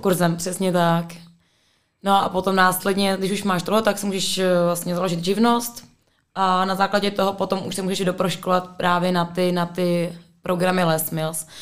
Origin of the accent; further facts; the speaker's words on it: Prague, Czechia; já jsem z Prahy, ale jsem, eh, no, původně jsem bydlela na hájích